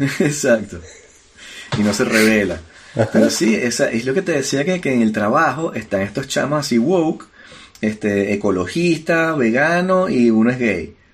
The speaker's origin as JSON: {"language": "Spanish", "country": "Venezuela", "moved": "yes", "lives_now": "France", "said": "soy un inmigrante. Y vengo de Venezuela y hablo con acento."}